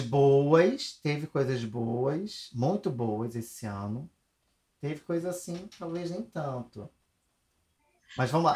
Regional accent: Brazil; a gente, como brasileiro

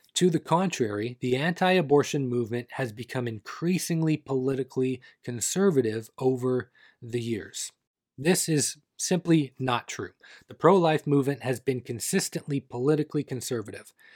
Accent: Canada; Not my home country of Canada

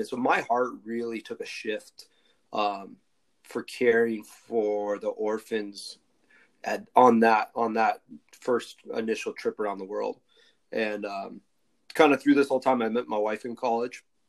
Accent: Coeur d'Alene, Idaho, United States; also born or lived in Southern California; I was originally from Idaho. Like, went to college in Southern California. Kind of moved around a little bit, but kind of Coeur d'Alene, Idaho

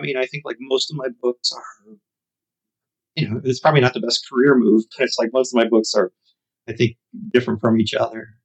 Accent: Chicago, Illinois, United States; growing up on the South Side of Chicago

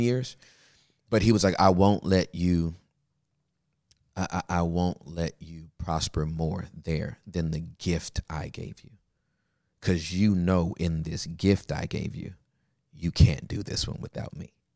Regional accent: Inglewood, California, United States; also born or lived in Los Angeles; I was born and raised in Inglewood, California

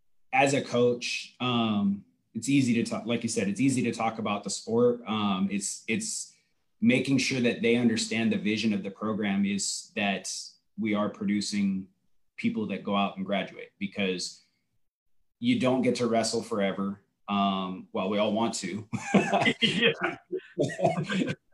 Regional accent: Oregon, United States; moved away as an adult; now in Indiana, United States; I'm an Oregon kid. So Indiana's a long way from original home. But this is home now, but I grew up in Oregon

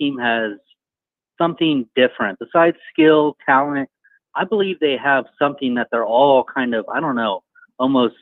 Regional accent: Grinnell, Iowa, United States; now in Pensacola, United States; I don't know if you know where Grinnell, Iowa is, but that's where I'm from

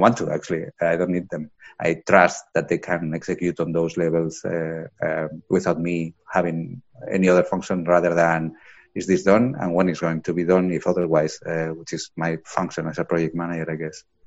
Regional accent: Spain; moved away as an adult; also born or lived in Dublin, Ireland / Lisbon, Portugal; now in Aarhus, Denmark; I'm originally from Spain. Uh, I've been living abroad since 2004.

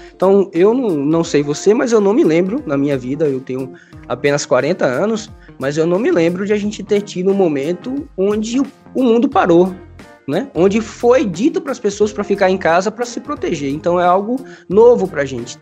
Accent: Bahia, Brazil; also born or lived in Paraíba; sou baiano, né? Nordestino.

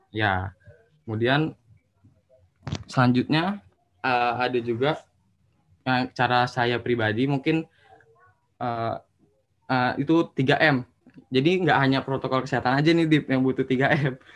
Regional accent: Bogor, West Java, Indonesia; Asal saya dari Bogor. Jawa Kota Bogor Jawa Barat.

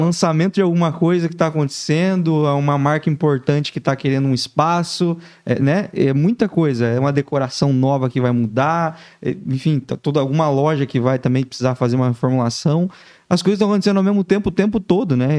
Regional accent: Laranjeiras do Sul, Paraná, Brazil; moved away as an adult; nascido e criado em Laranjeiras do Sul, interior do Paraná

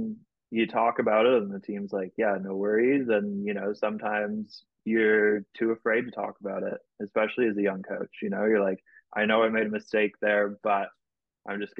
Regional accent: Canada; I'm a Canadian national

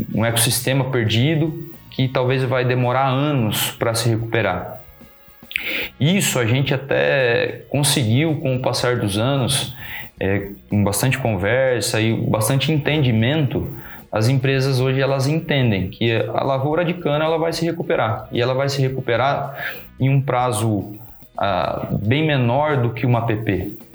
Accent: Pederneiras, São Paulo, Brazil; moved away as an adult; also born or lived in Bauru, Brazil; now in Lençóis Paulista, Brazil; Eu sou nascido e criado em Pederneiras

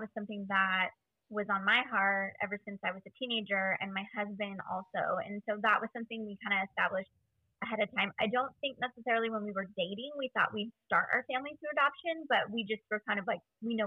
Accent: Central Valley of California, United States; also born or lived in Bay Area, California; we actually moved from the Bay Area when I was about 5 to the Central Valley of California to be with my extended family

